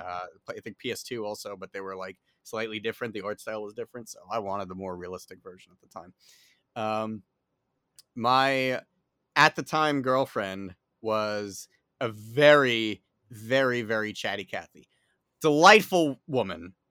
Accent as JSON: {"language": "English", "town": "New York City", "region": "New York", "country": "United States", "accent": "New York", "said": "if you can't tell by my accent, I am based in, uh, New York City."}